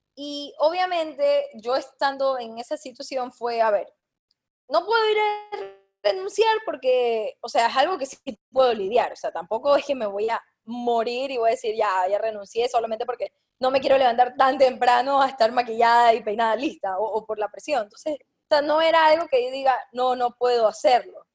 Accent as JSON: {"language": "Spanish", "town": "Guayaquil", "region": "Guayas", "country": "Ecuador", "said": "yo soy de Guayaquil"}